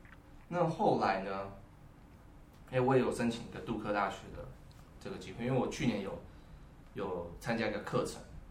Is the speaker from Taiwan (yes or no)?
yes; Taiwan; 我是台湾人，